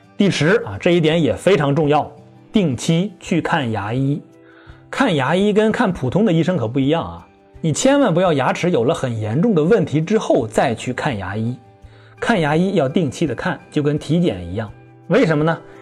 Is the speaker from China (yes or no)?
yes; China; 我们中国人